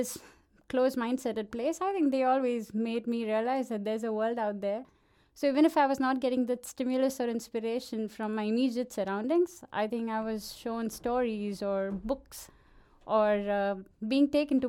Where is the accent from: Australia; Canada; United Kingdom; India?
India; Bhiwandi, Maharashtra; I grew up in this small town. My town will be proud that I'm mentioning it on a live radio in Denmark, but it's called Bhiwandi, and okay, it's right outside Mumbai, and it's a small town